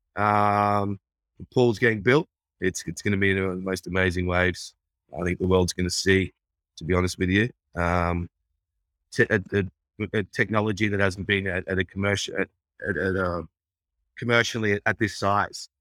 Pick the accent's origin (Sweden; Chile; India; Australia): Australia; Brisbane, Queensland; moved away as an adult; also born or lived in Rabaul, Papua New Guinea / New York, United States / London, United Kingdom; now in Los Angeles, United States; I grew up in Brisbane, Queensland